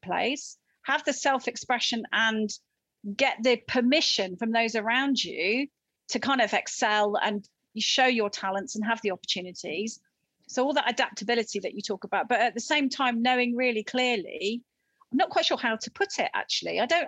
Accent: Barnstaple, South West England, United Kingdom; I mean, I come from North Devon, Barnstable was 45,000 people, so it was bigger than your village

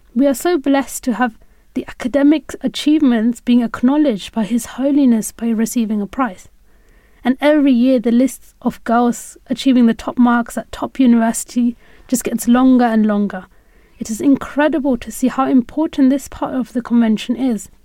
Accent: United Kingdom; As a young woman growing up in Britain

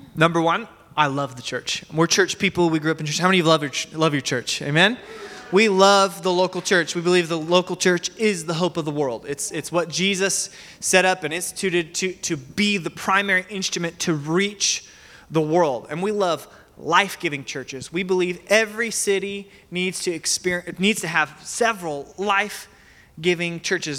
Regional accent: Medford, Oregon, United States; also born or lived in Salem, Oregon; So I grew up in Medford. I attended Joy Church Medford for most of my life, but I was born in Salem

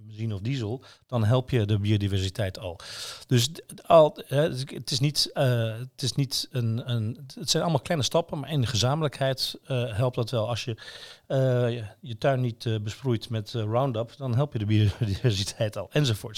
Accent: Netherlands; als Nederlanders

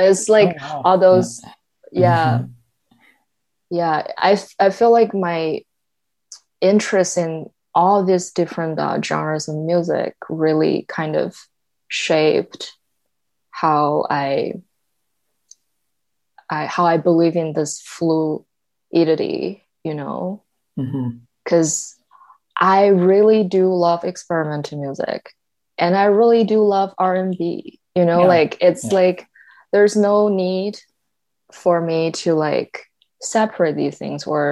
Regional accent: China; first language Mandarin; English is a second language; moved away; I grew up in China

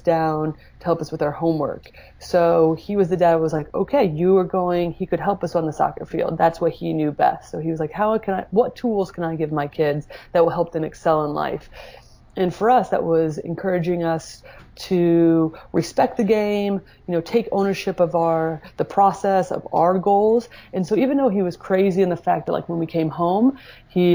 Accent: Indiana, United States; I grew up in Indiana, Midwest

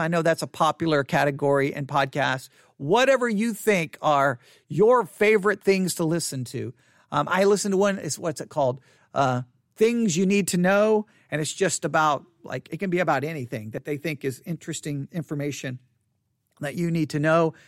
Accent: United States; I'm an American

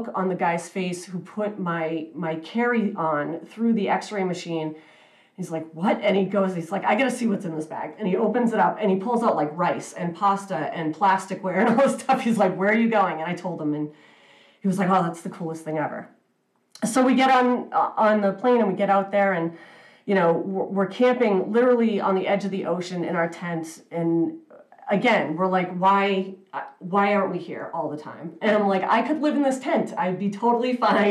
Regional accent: New England, United States; I was born and raised in New England

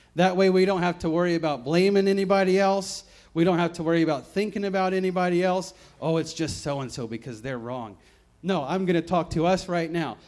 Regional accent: the South, United States; moved away; I grew up in the South, many many states away from here

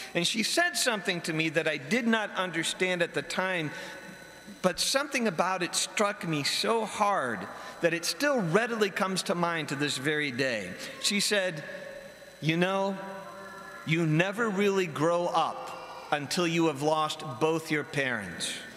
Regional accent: Barberton, Ohio, United States; moved away as an adult; going back to my hometown of Barberton after being away at school for a while

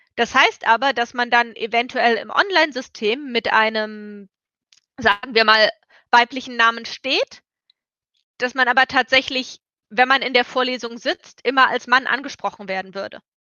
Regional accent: Germany; ich bin aus Deutschland, ich habe einen europäischen Pass

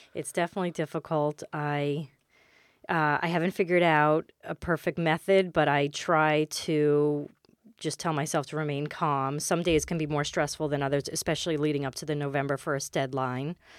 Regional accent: New York City, New York, United States; moved away as an adult; now in Westchester County, United States; I grew up in Queens, and I went to, I went all through the schools in Queens

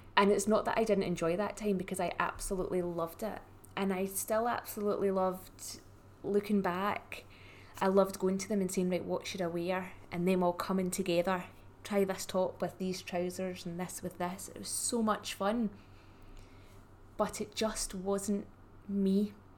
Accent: Scotland, United Kingdom; I am the Scottish stylist

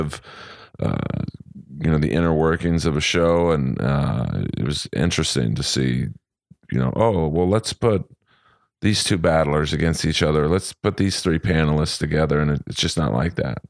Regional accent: Los Angeles, California, United States; I was born and raised in L A, uh, grew up in Bel Air

